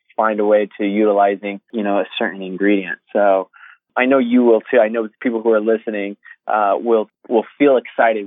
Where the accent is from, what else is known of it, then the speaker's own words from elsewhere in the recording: Connecticut, United States; also born or lived in New York City, United States / Los Angeles, United States / Australia; now in London, United Kingdom; I grew up in Connecticut